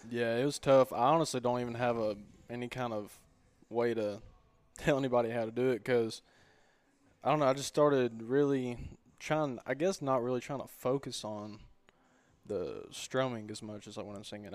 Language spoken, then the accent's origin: English; White Bluff, Tennessee, United States; born and raised in White Bluff